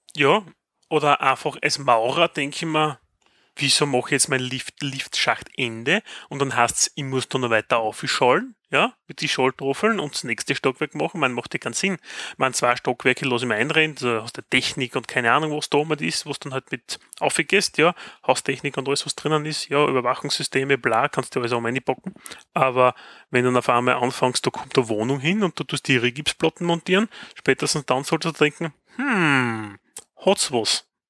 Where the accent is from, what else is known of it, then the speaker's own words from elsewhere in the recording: Styria, Austria; bei uns in der Steiermark